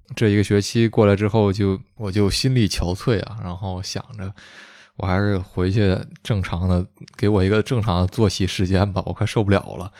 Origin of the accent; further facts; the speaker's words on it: China; moved away as an adult; now in Canada; 我中国人